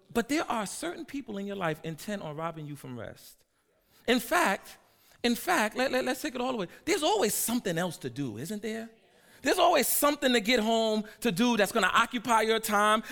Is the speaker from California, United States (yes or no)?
no; New York City, New York, United States; I'm from Harlem and I'm the hood pastor